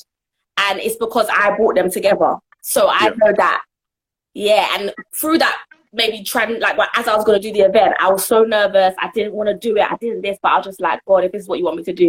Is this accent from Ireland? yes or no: no; Jamaica; I'm Jamaican, as I was born in Jamaica